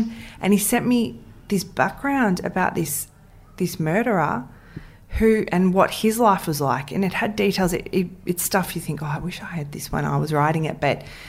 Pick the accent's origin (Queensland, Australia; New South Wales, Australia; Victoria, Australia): Victoria, Australia; Ringwood; I grew up in Ringwood.